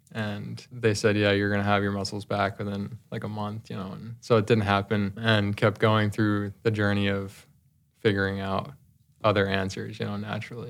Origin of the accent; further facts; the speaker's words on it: New Jersey, United States; I grew up in New Jersey